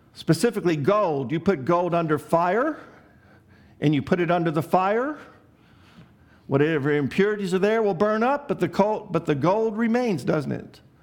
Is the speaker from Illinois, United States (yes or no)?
yes; Chicago, Illinois, United States; I grew up in Chicago